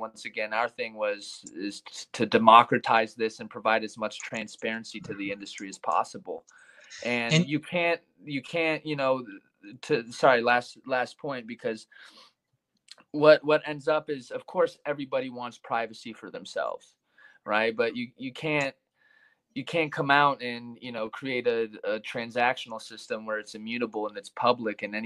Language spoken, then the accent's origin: English; United States; also born or lived in Poland; I'm American, but I'm also a Polish citizen